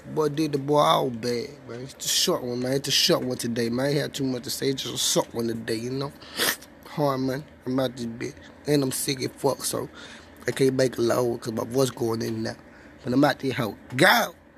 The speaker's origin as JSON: {"language": "English", "town": "Memphis", "region": "Tennessee", "country": "United States", "tie": "born or raised there", "said": "I'm from North Memphis, Tennessee."}